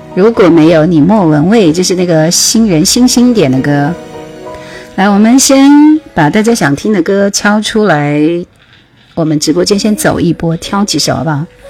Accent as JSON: {"language": "Chinese", "town": "Jingzhou", "region": "Hubei", "country": "China", "said": "我是湖北荆州人，荆州"}